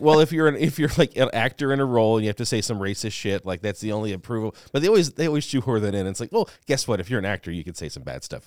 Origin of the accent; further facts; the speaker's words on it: New Orleans, Louisiana, United States; now in Los Angeles, United States; I'm from New Orleans. Like, I was in Katrina, well, not in Katrina, but, like, it affected me. I was living in New Orleans when it happened.